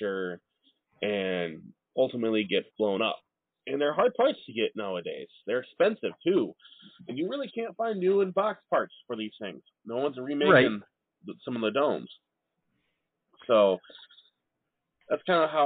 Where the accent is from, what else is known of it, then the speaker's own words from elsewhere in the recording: Midwest, United States; also born or lived in Illinois; us Midwesterners, where snow is a thing